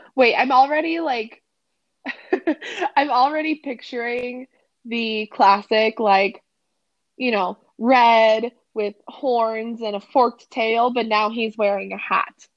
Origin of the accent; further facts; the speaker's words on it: Colorado, United States; we're from Colorado.